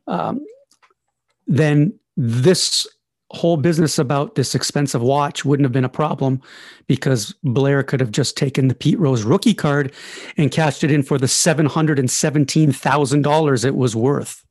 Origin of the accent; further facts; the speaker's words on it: Canada; I'm Canadian